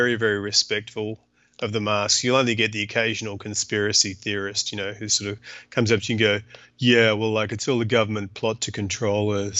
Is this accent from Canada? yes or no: yes; Canada; And, you know, also being Canadian helps because Canadians, just in case you were wondering, they're like Australians, only they have far better manners.